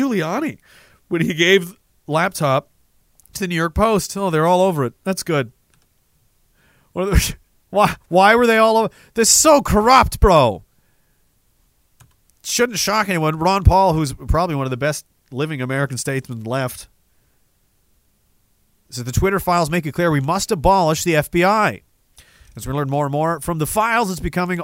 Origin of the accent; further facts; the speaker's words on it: Canada; as a Canadian